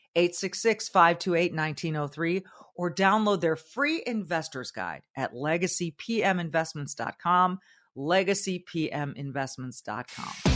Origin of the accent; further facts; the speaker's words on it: Southern California, United States; moved away; I grew up in Southern California where I did feel like we were, we were the elites.